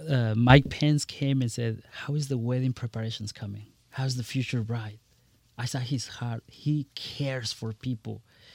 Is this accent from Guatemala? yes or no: yes; Guatemala; English is a second language; now in United States; Absolutely. Very proudly, I came from Guatemala. I arrived here in this great country, learned the language, merged into the culture, adjusted into the system.